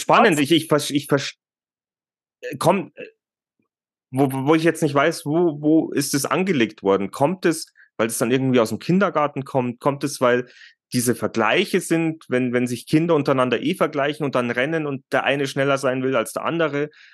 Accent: Germany; bei uns in Deutschland

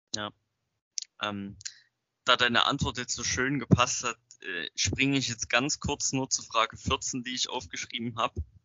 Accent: near Zwickau, Saxony, Germany; ich komme aus Sachsen, ähm, in der Nähe von Zwickau.

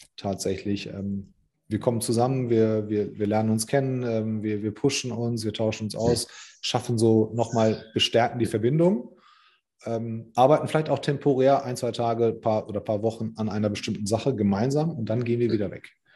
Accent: Germany; ich bin zwar hier geboren

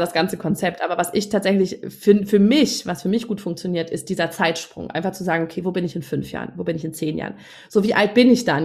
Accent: Northern Germany, Germany; moved away; also born or lived in Munich; ich als Norddeutsche habe damals in München gewohnt

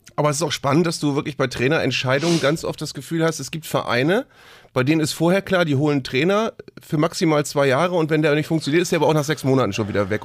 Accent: Bremen, Germany; ich bin hier als Bremer

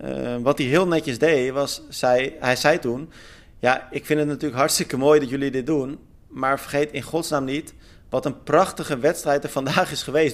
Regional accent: Netherlands; wij eh, als Nederlanders

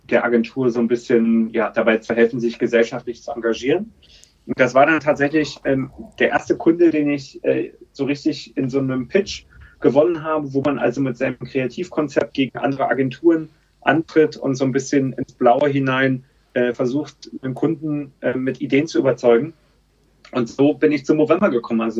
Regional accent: Berlin, Germany; now in London, United Kingdom; Und ich bin ursprünglich aus Berlin, ähm, habe dort ähm, ja, eine typische Berliner äh, Jugend in den 20ern verlebt

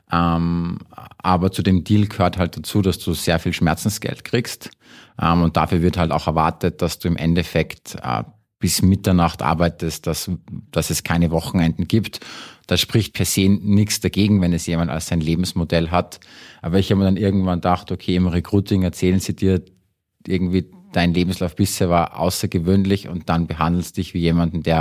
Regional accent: Salzburg, Austria; moved away; ursprünglich aus Salzburg, äh, war lange Zeit weg. Das heißt, in Deutschland sagen sie immer, ich bin ein Ösi und in Österreich glauben sie immer, ich bin ein Deutscher.

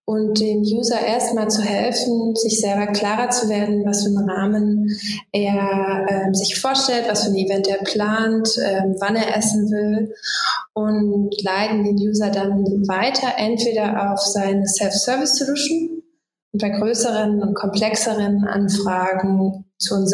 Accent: Magdeburg, Saxony-Anhalt, Germany; born there; now in Berlin, Germany; wohne in Berlin, gebürtige Magdeburgerin

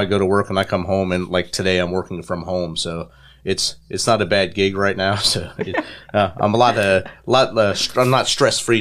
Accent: New Jersey, United States; growing up in New Jersey in the, in the city

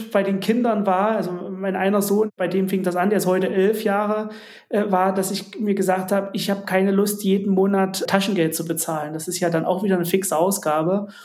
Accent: Jena, Thuringia, Germany; der Garagenkomplex stand im größten Wohngebiet in Jena, wo ich herkomme.

